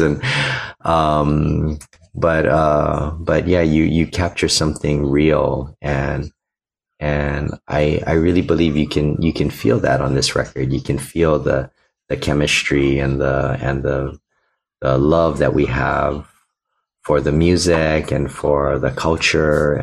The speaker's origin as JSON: {"language": "English", "town": "Honolulu", "region": "Hawaii", "country": "United States", "tie": "born or raised there", "said": "I'm an ukulele player born and raised in Honolulu, Hawaii"}